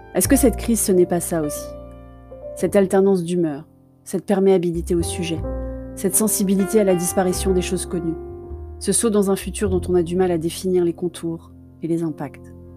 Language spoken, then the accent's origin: French; Paris, Île-de-France, France; Je suis parisienne de cœur